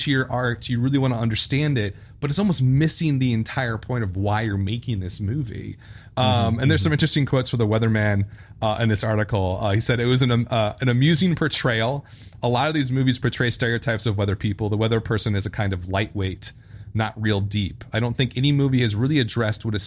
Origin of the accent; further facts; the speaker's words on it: Midwest, United States; we're from the Midwest.